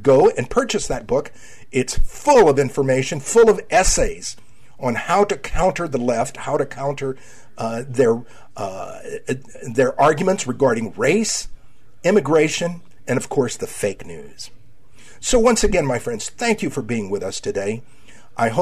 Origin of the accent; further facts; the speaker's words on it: United States; I am an American of Mexican descent